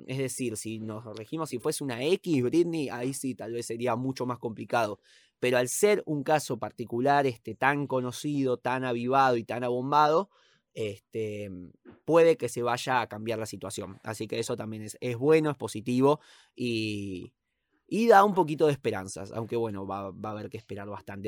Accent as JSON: {"language": "Spanish", "country": "Argentina", "said": "somos argentinos"}